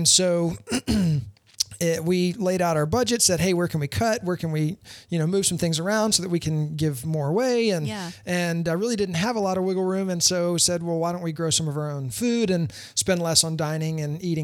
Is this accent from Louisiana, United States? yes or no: yes; Louisiana, United States; also born or lived in Leesburg, Florida; now in Winter Garden, United States; I grew up in Louisiana, but I've been here since 98